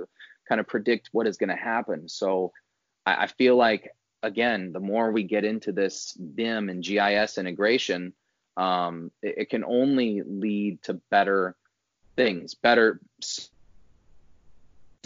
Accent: Northwest Indiana, United States; I grew up in Northwest Indiana.

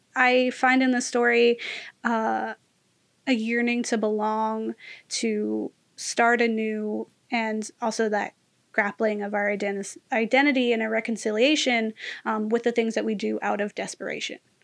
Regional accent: United States; as an American

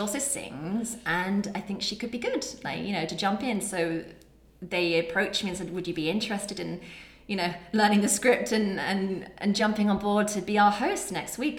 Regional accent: England, United Kingdom; being English

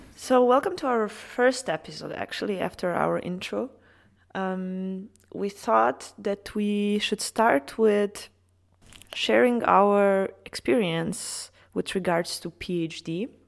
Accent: Serbia; moved away as an adult; studied pharmacy back in my home country in Serbia

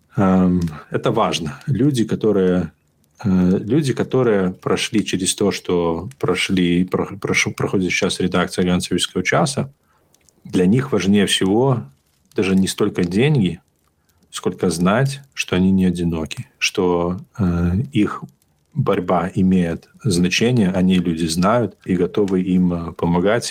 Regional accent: Belarus; я из Беларуси

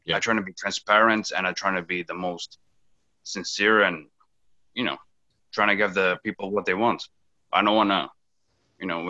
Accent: São Miguel, Azores, Portugal; English is a second language; moved away as an adult; also born or lived in Coventry, Rhode Island, United States; now in Cranston, United States; I'm from St. Michael, Azores

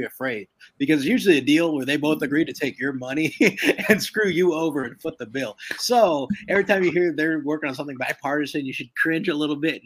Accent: Turlock, California, United States; moved away; my hometown of Turlock

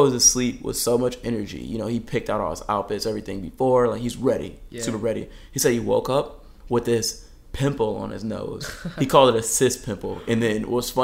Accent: Detroit, Michigan, United States; moved away as an adult; now in Southern California, United States; I'm a kid from Michigan. I'm from, you know, Metro Detroit area.

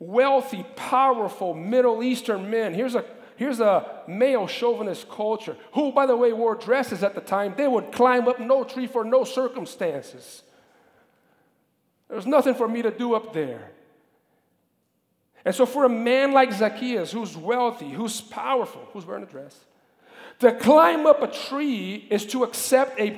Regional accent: Brazil; moved away; When I was a kid, growing up in Brazil

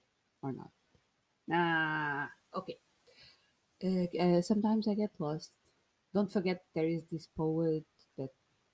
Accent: Portugal; English is a second language; I started to realize that I could do it in English, but with the Portuguese style. Using the Portuguese expressions in English

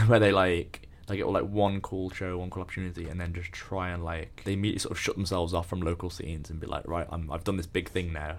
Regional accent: Birmingham, West Midlands, United Kingdom; moved away as an adult; now in Leeds, United Kingdom; I'm from the Midlands.

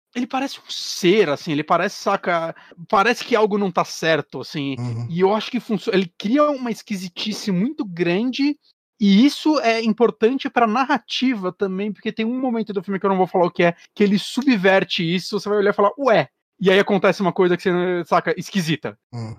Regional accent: Brazil; a gente, como brasileiro

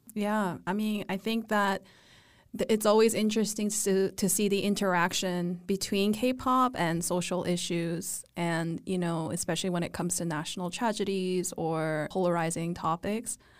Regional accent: Vancouver, British Columbia, Canada; moved away; growing up in Vancouver as a millennial

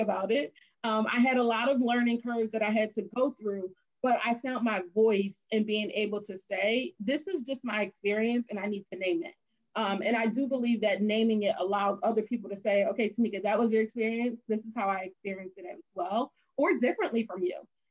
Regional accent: Philadelphia, Pennsylvania, United States; also born or lived in Bloomsburg, Pennsylvania; I'm from Philadelphia, large city

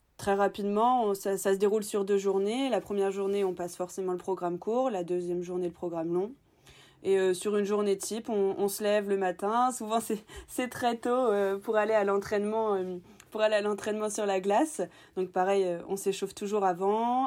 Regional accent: Normandy, France; je suis originaire de Normandie

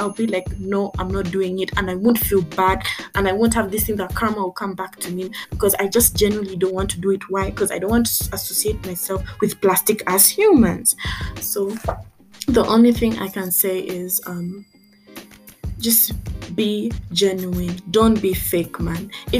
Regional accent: Tanzania; Because I grew up also in Tanzania. And in Tanzania, I was treated basically like an outcast because I couldn't speak Kiswahili. I was a foreigner.

